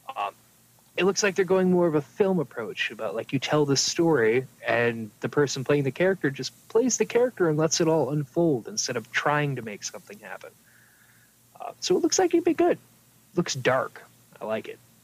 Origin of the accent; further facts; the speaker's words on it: New York, United States; moved away; we grew up in New York State, no. But the part of New York State we were in was like the South